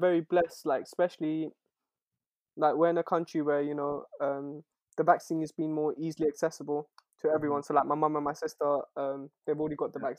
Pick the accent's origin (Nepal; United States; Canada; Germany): Nepal; moved away; us Nepalis as well are family oriented?